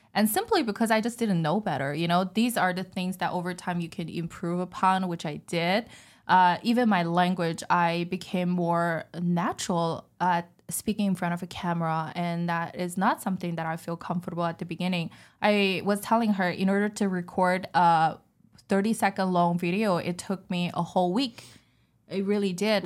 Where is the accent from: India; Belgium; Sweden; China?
China; English is a second language; moved away as an adult; I was born and raised in China